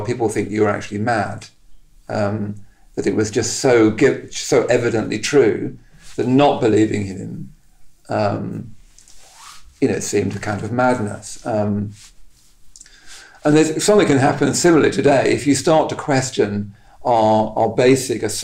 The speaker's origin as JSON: {"language": "English", "town": "Henley-in-Arden", "region": "West Midlands", "country": "United Kingdom", "moved": "yes", "said": "this small town of Henley in Arden, where I came from"}